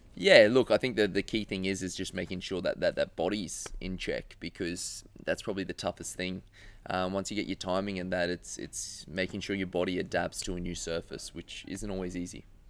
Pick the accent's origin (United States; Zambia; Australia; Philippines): Australia; being Australian